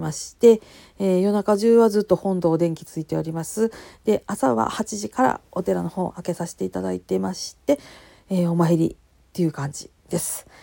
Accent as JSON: {"language": "Japanese", "region": "Kansai", "country": "Japan", "accent": "Kansai-ben", "said": "関西弁でなんやかんやしゃべり散らかす"}